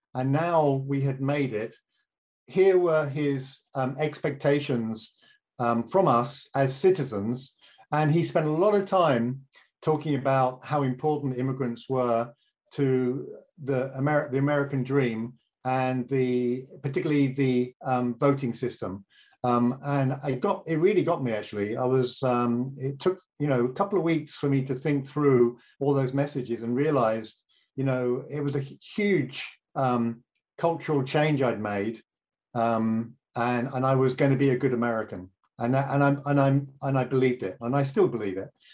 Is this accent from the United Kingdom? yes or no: yes; United Kingdom; accent: British; moved away as an adult; now in St. Paul, United States; my accent uh, has been stubbornly British for as long as we've known each other